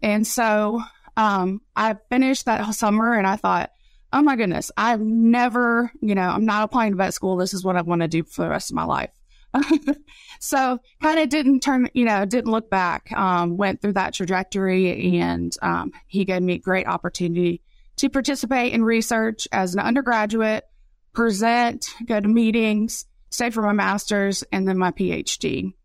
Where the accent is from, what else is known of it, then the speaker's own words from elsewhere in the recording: West Virginia, United States; moved away; also born or lived in Raleigh County, West Virginia / Mississippi; I'm from West Virginia